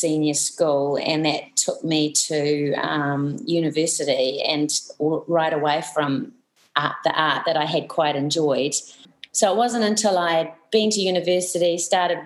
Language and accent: English; Pukekohe, Auckland, New Zealand; I grew up in Pukekohe